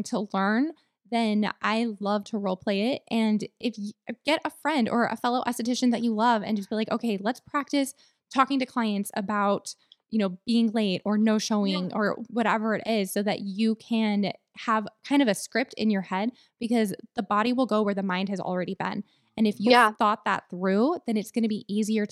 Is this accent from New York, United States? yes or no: no; Texas, United States; I'm a Texan girl